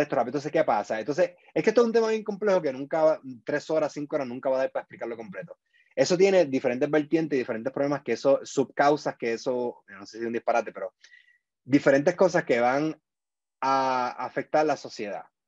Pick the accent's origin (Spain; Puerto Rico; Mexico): Puerto Rico; moved away as an adult; now in United States; yo me fui de Puerto Rico el 2014